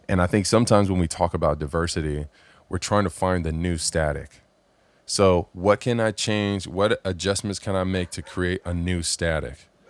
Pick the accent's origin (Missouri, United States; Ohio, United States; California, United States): California, United States; Southern; I grew up here in Southern California